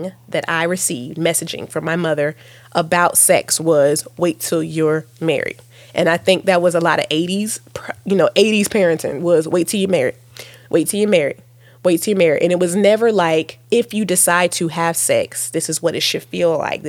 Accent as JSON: {"language": "English", "region": "Virginia", "country": "United States", "accent": "little country accents", "said": "I'm from Virginia, and we sort of, you know, we can be little country accents"}